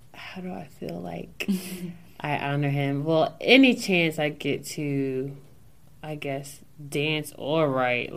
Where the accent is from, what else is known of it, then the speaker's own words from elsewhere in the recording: Newark, Delaware, United States; I'm this girl from Newark, Delaware.